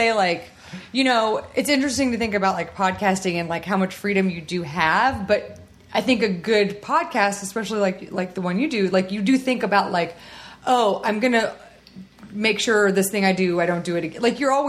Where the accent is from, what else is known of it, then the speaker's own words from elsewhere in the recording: Texas, United States; we have both talked about how we're from Texas